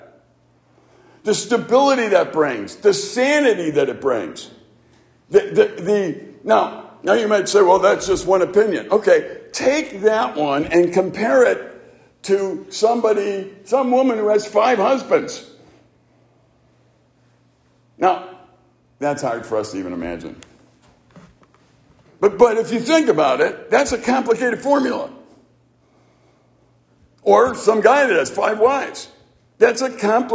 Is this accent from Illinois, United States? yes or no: yes; Chicago, Illinois, United States; growing up in the city of Chicago